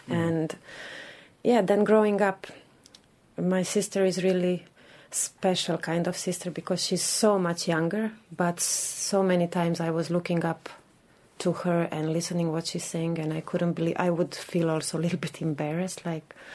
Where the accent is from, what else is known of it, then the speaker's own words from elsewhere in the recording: Croatia; also born or lived in Bosnia and Herzegovina; now in Dublin, Ireland; I'm 31 and I come from Croatia